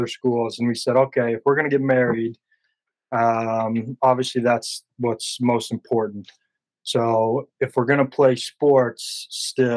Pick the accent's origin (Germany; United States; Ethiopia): United States; Huntsville, Utah; accent: country drawl; now in Port Angeles, United States; my hometown in Huntsville